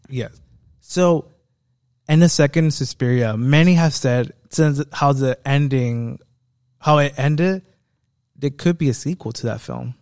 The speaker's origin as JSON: {"language": "English", "country": "United States", "said": "I am an American"}